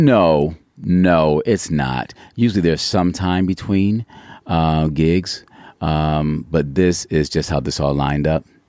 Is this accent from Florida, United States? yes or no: no; Cleveland, Ohio, United States; also born or lived in New York; now in Yucaipa, United States; originally, I'm from Cleveland, Ohio